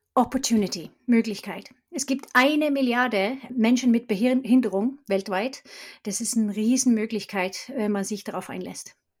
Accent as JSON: {"language": "German", "country": "Sweden", "also_born_or_lived": "Stockholm", "second_language": "German", "moved": "as an adult", "lives_now": "Germany", "said": "Ich bin Schwedin und bin 92 nach Deutschland gekommen, habe internationale Kommunikation studiert"}